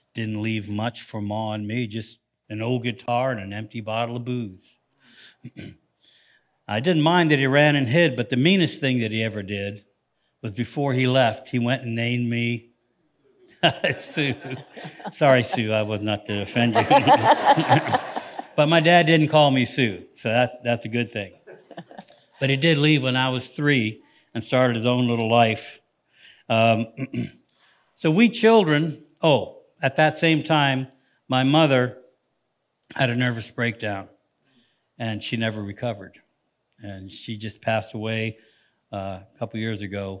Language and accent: English; Canton, Ohio, United States; moved away; our lives went from the slums of Canton, Ohio